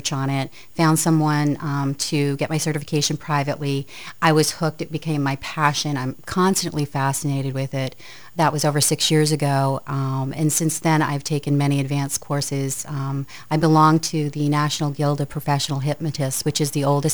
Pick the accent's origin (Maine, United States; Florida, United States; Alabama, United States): Maine, United States; Aroostook County, northern; born or raised there; also born or lived in Lewiston-Auburn, Maine